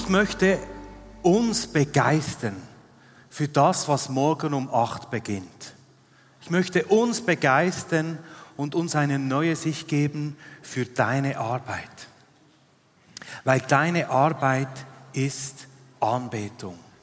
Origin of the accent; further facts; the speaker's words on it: Switzerland; Ich bin in Arlberg aufgewachsen